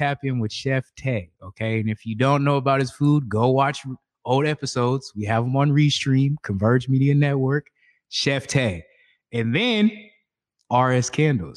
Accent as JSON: {"language": "English", "town": "Seattle", "region": "Washington", "country": "United States", "said": "we're both from Seattle"}